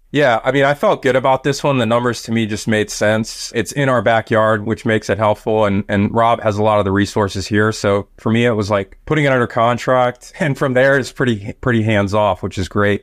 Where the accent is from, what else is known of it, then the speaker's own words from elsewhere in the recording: Washington, District of Columbia, United States; it's my hometown, so it's my backyard.